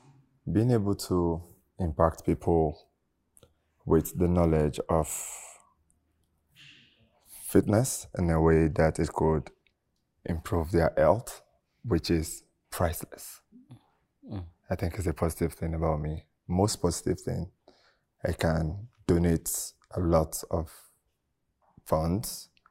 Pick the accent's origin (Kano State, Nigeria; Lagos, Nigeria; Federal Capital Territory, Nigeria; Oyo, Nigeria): Oyo, Nigeria; I grew up in Oyo State, like in Nigeria, right?